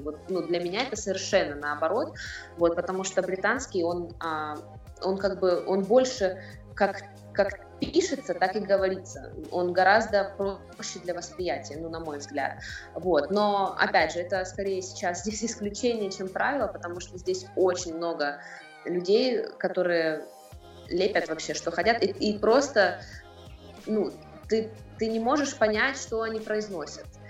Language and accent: Russian; Rostov-on-Don, Rostov Oblast, Russia; moved away as an adult; also born or lived in Moscow; now in London, United Kingdom; я из России, конечно, из э, Ростова-на-Дону. Вот, э, я там училась, окончила журфак несколько лет назад, вот, потом переехала в Москву